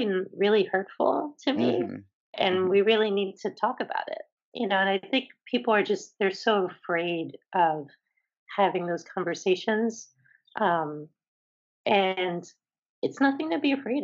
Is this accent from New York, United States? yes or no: no; Philadelphia, Pennsylvania, United States; moved away as an adult; also born or lived in Boston; being away from my community in Philly